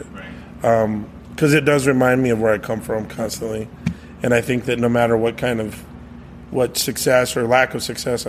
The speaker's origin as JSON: {"language": "English", "town": "Gallup", "region": "New Mexico", "country": "United States", "tie": "born or raised there", "also_born_or_lived": "Oklahoma", "said": "I grew up mostly in Gallup, New Mexico"}